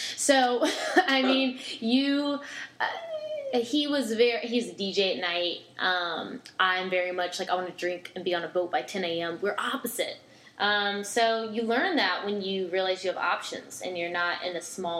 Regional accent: Norfolk, Virginia, United States; If you're not like I'm from Norfolk, like Newport News area, and it's the same thing. It's military.

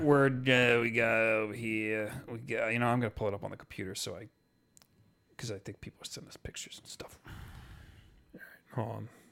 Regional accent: East Coast, United States; we're from the West, uh, the East Coast

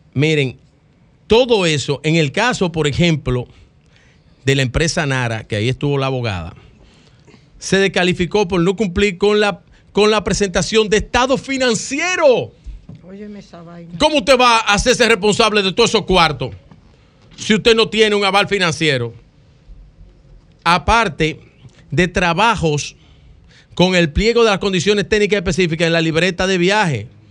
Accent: Dominican Republic

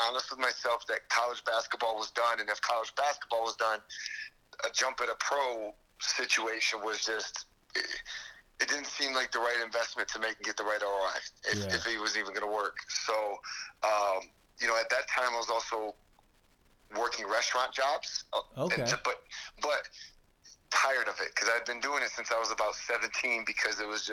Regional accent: New York, United States; moved away as an adult; now in San Antonio, United States; I'm from New York, but this is where home is

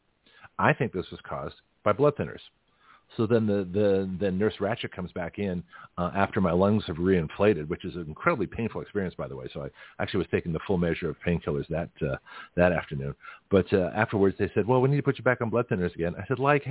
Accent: Lexington, Massachusetts, United States; moved away; I grew up in New England, in Lexington, Massachusetts.

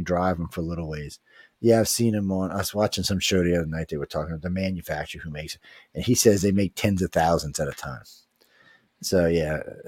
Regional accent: United States; we, being American

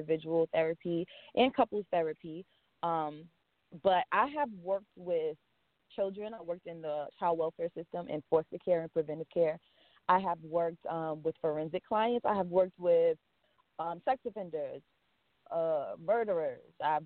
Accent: Long Island, New York, United States; I was born and raised in Long Island.

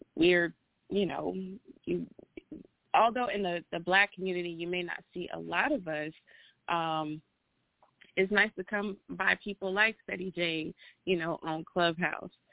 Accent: Atlanta, Georgia, United States; I am from Atlanta

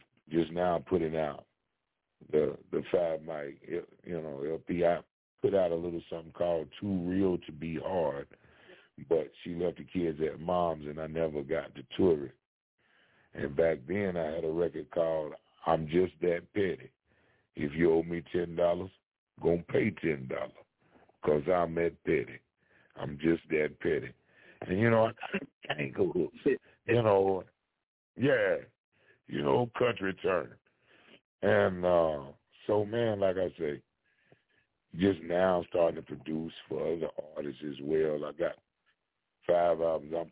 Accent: Kentucky, United States; I'm from Kentucky

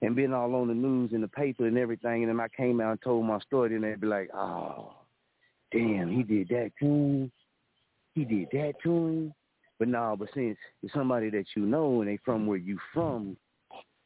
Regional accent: Muskogee, Oklahoma, United States; moved away as an adult; I watch my hometown

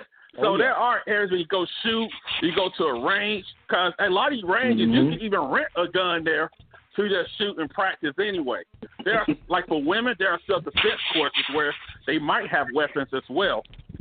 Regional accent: Alabama, United States; I'm from Alabama, too.

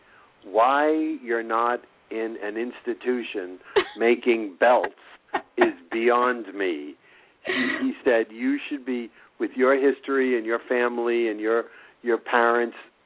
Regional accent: Boston, Massachusetts, United States; moved away as an adult; also born or lived in New York; My heart is in New York, and it's where I was raised in Boston, but I grew up in New York

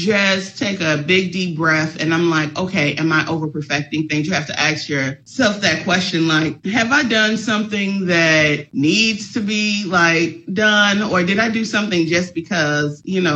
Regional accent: Chicago, Illinois, United States; I'm from Chicago

